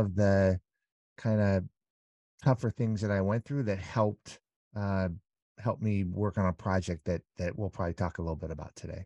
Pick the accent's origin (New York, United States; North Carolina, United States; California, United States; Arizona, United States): California, United States; Southern; now in Las Vegas, United States; I grew up in Southern California